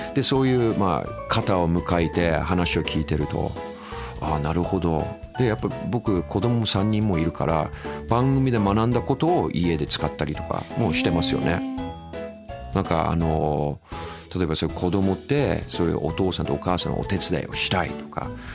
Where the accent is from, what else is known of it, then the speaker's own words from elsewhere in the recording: Tokyo, Japan; also born or lived in Niiza, Saitama, Japan / United Kingdom; 僕あ埼玉県の新座生まれなんですよねで東京でほとんど育ちましたね